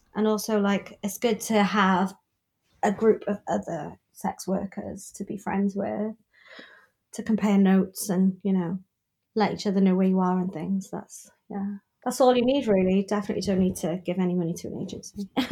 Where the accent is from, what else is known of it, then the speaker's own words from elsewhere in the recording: United Kingdom; now in Newport, United Kingdom; as a British person